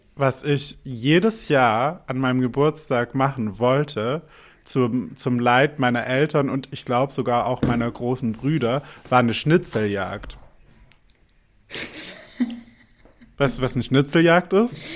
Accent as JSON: {"language": "German", "town": "Albstadt", "region": "Baden-Württemberg", "country": "Germany", "tie": "born or raised there", "moved": "yes", "lives_now": "Berlin, Germany"}